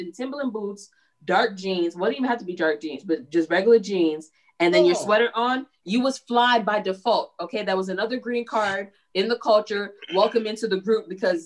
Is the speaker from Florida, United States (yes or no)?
no; New York City, New York, United States; I am from New York. For the people who don't know me, I was born in Brooklyn